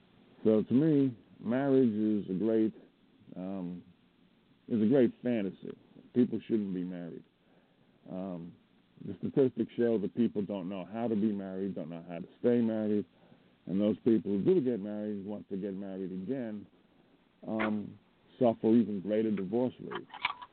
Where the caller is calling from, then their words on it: Montana, United States; from Montana.